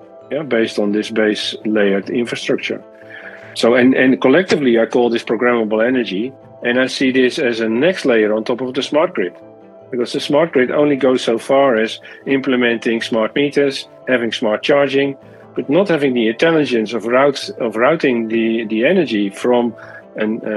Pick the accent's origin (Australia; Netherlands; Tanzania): Netherlands; my home country in the Netherlands